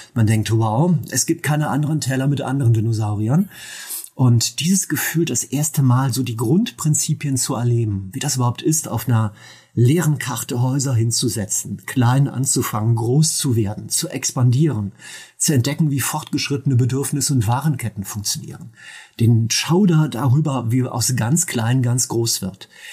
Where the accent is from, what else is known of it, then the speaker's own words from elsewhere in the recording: Mönchengladbach, North Rhine-Westphalia, Germany; moved away; bei mir in meiner alten Heimat in Mönchengladbach